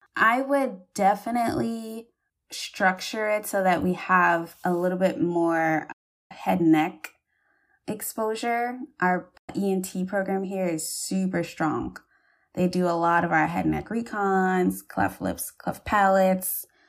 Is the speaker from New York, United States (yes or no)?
no; Charleston, South Carolina, United States; I'm from Charleston